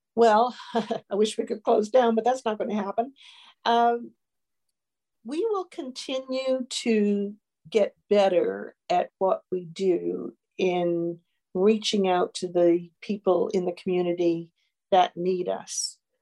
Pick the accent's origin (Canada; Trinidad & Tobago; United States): Canada; Newfoundland and Labrador; now in Northumberland County, Canada; I come from Newfoundland